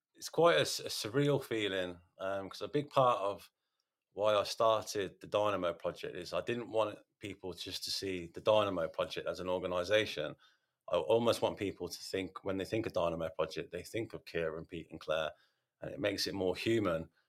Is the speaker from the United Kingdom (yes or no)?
yes; Radford, United Kingdom; I was I was brought up in Radford, and I went to St Augustine's